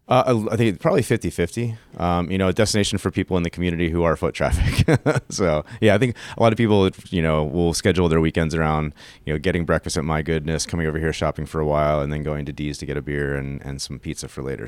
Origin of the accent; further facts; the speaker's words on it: Pittsburgh, Pennsylvania, United States; I grew up in Frick Park. It's my backyard